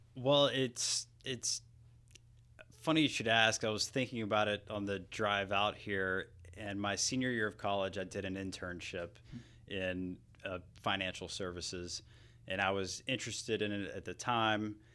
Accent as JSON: {"language": "English", "town": "Hamilton", "region": "Georgia", "country": "United States", "tie": "born or raised there", "said": "I grew up near Columbus, Georgia"}